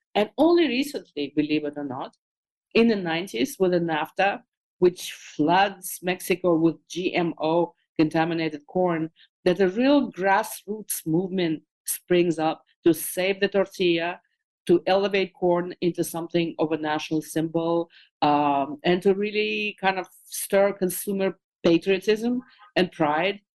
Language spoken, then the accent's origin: English; Moscow, Russia; moved away; as a kid growing up in Moscow